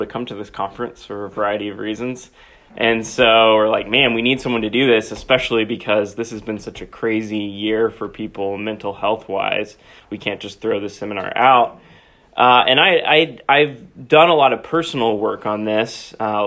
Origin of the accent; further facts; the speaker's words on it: Knoxville, Tennessee, United States; moved away as an adult; also born or lived in Philadelphia, Pennsylvania; now in Indiana, Pennsylvania, United States; I'm originally from Knoxville, Tennessee